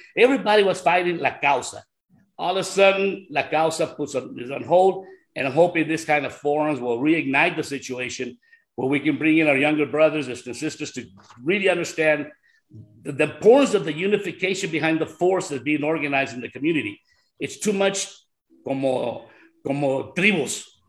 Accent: California, United States; also born or lived in Brownsville, Texas; We moved to California in 1964. I was still a little kid

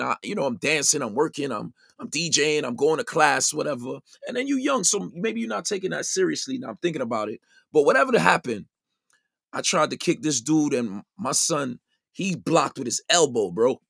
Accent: New York City, New York, United States; growing up in the Brownsville section of Brooklyn

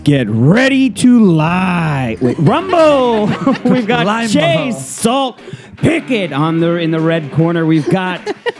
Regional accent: London, United Kingdom; I was born in London. Mm-hmm. And I went to a French school.

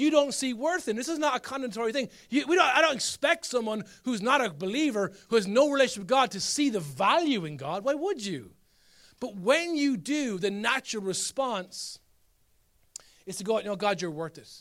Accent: Ireland; as Irish people, we're masters of this

